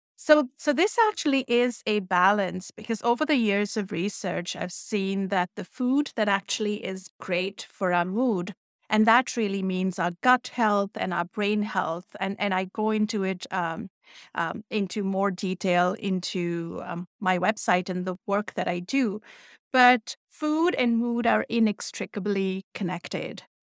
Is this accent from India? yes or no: yes; India; moved away; That's how I was raised in India